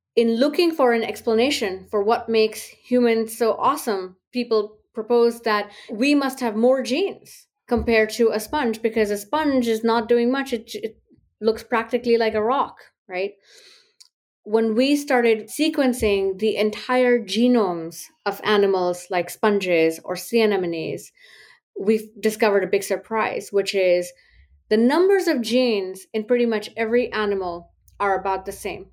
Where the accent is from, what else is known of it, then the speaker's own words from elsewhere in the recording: India; moved away as an adult; now in United States; growing up in India, in the socioeconomic group that I belonged